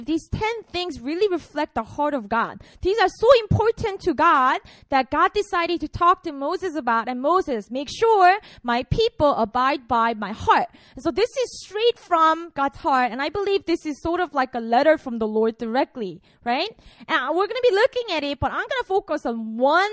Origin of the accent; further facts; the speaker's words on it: Busan, South Korea; I'm from Korea. I was born and raised in Busan